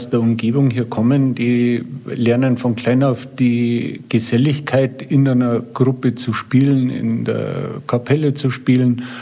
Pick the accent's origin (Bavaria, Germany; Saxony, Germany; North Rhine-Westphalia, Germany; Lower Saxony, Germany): Bavaria, Germany; Reit im Winkl; Ich bin jetzt wirklich auch gebürtiger Reitemünkler und kenne mich in der Gegend eigentlich sehr gut aus.